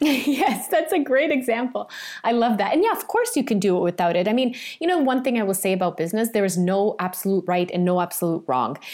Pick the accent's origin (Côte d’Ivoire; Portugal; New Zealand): Portugal; I grew up in Portugal and we, you know, in a farm.